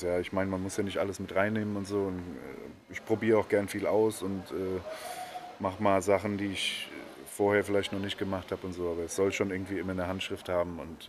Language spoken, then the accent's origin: German; Bad Kreuznach, Rhineland-Palatinate, Germany; also born or lived in Netherlands; seit ich irgendwie in die Grundschule bin, äh, wohne ich hier